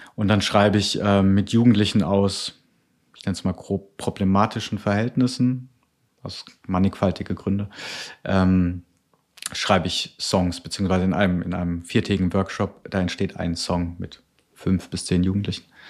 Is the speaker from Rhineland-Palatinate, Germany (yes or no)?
no; near Karlsruhe, Baden-Württemberg, Germany; now in Cologne, Germany; Also ich komme eigentlich aus dem Süden, ist der Nähe von Karlsruhe